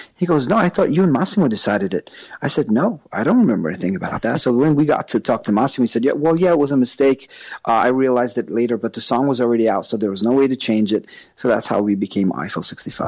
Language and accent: English; New York, United States; accent: New York; moved away; I've lived there for a long time, and that explains my accent from New York